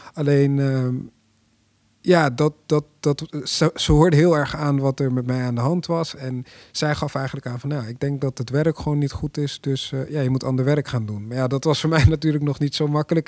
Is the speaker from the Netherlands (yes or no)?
yes; Apeldoorn, Gelderland, Netherlands; ik kom zelf uit Apeldoorn